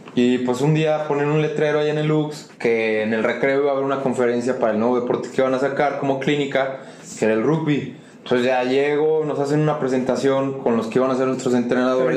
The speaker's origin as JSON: {"language": "Spanish", "country": "Mexico"}